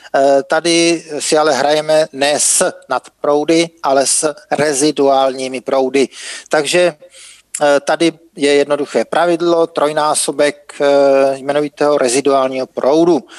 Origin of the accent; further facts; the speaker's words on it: Czechia; u nás v Čechách